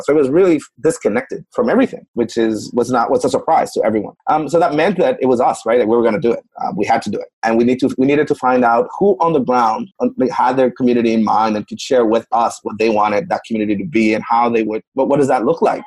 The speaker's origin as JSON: {"language": "English", "country": "Puerto Rico", "said": "I'm from Puerto Rico. So, for context, I'm from Puerto Rico"}